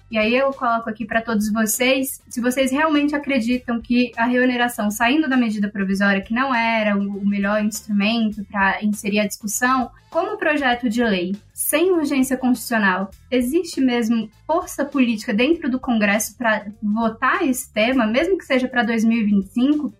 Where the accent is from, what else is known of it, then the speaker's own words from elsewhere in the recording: Brazil; Como bons brasileiros